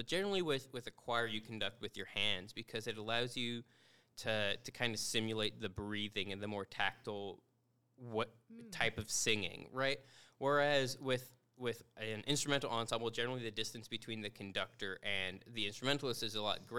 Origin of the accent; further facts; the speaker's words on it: Portage, Indiana, United States; also born or lived in Bloomington, Indiana; I grew up in Portage, Indiana